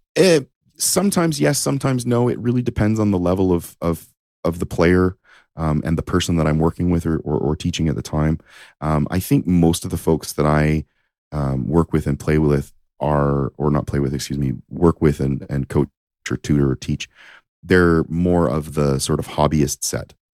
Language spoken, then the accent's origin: English; Windsor, Ontario, Canada; also born or lived in Japan; I'm from Ontario